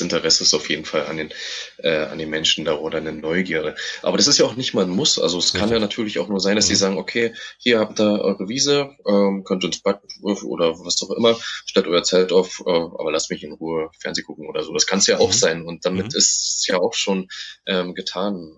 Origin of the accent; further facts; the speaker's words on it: Germany; bei uns in Deutschland